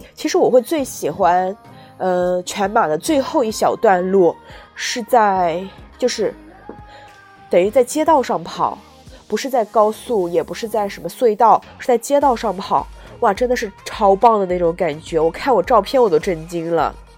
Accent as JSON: {"language": "Chinese", "region": "Jiangsu", "country": "China", "tie": "born or raised there", "moved": "yes", "lives_now": "Guangdong, China", "said": "因为我的家乡是江苏的话"}